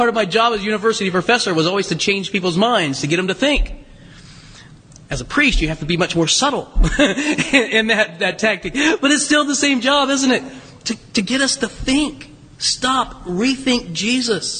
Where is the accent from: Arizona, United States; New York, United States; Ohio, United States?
Ohio, United States; Southern; also born or lived in Kentucky; now in Hudson, United States; I'm from Southern Ohio.